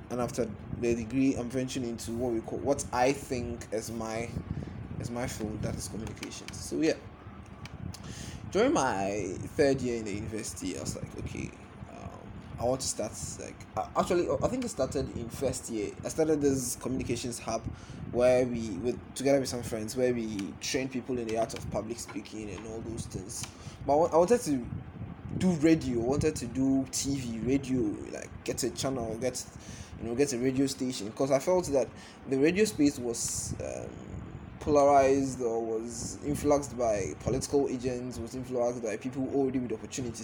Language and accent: English; Ghana; also born or lived in Accra, Ghana / Cape Coast, Ghana; I'm a Ghanaian. I have lived most of my life around the coastal belt of Ghana. So Accra, Cape Coast, Accra, yes, those are the places. Most of my life